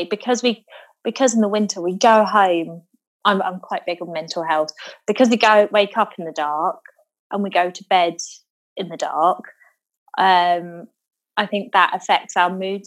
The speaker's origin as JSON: {"language": "English", "area": "Devon", "region": "South West England", "country": "United Kingdom", "tie": "born or raised there", "said": "we used to have a lot of bonfires down in Devon"}